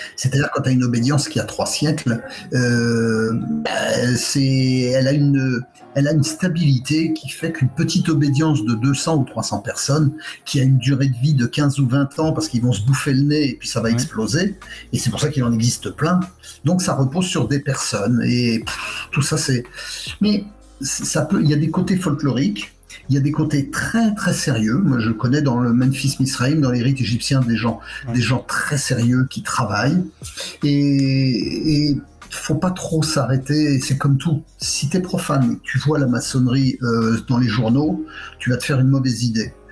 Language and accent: French; France; moved away; also born or lived in Quebec, Canada; c'est chez moi